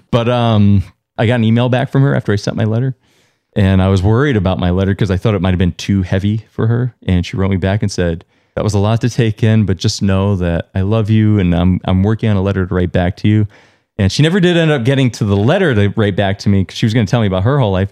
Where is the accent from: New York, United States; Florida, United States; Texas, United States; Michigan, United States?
New York, United States; Long Island; now in Vermont, United States; I was born in New York. I grew up in Long Island